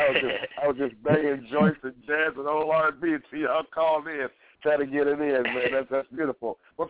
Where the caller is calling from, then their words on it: Portland, Oregon, United States; when I'm calling, I'm hailing from Portland, Oregon, out here in the City of Roses, you know what I'm saying? Trailblazer country, all you NBA fans out there.